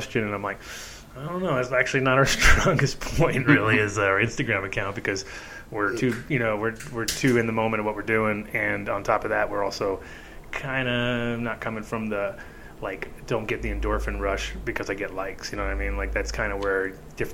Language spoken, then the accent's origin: English; New England, United States; moved away; I grew up in New England a little bit